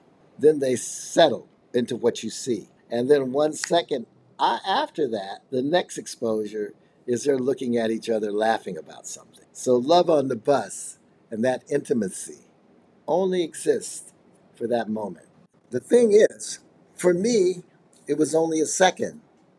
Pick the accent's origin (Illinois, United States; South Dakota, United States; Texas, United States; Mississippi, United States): Illinois, United States; Chicago; I'm from Chicago, and I'm a multimedia artist.